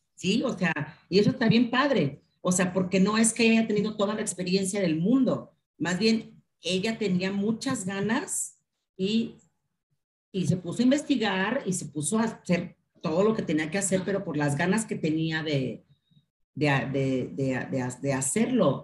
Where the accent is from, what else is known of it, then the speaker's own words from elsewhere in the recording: Mexico; como mexicanos